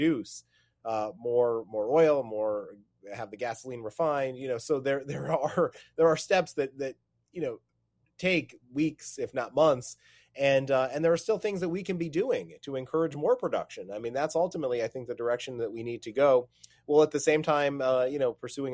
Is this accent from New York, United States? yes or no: yes; Utica, New York, United States; moved away as an adult; now in Washington, D.C., United States; great to be back in my home state and hometown